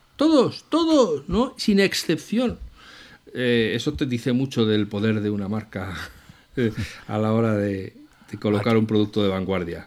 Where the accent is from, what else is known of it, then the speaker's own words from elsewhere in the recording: Madrid, Community of Madrid, Spain; yo soy de Madrid